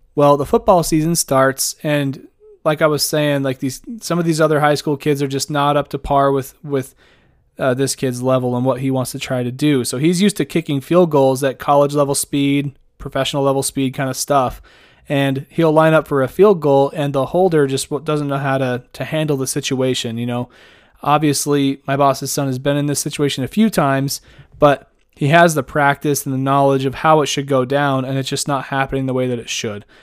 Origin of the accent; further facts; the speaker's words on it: Idaho, United States; the state that I'm born and raised from, capital of the state that I work in and live